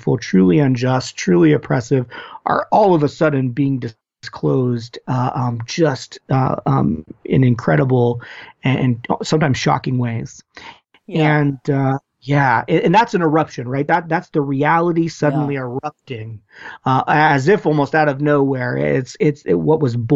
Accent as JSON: {"language": "English", "country": "United States", "said": "as Americans, but also as American Christians"}